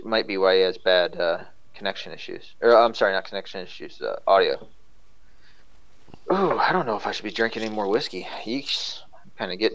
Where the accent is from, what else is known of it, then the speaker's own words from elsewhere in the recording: the South, United States; I was from the South, which I am